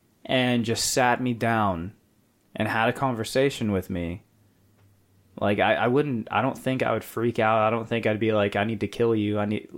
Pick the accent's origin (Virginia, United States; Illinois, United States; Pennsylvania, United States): Virginia, United States; I lived in West Virginia for a year. And I was born in Virginia.